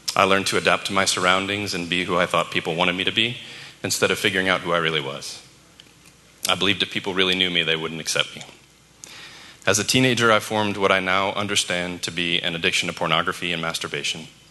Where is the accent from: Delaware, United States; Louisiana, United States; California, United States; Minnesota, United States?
Louisiana, United States; New Orleans; I was born in New Orleans to parents who were babies themselves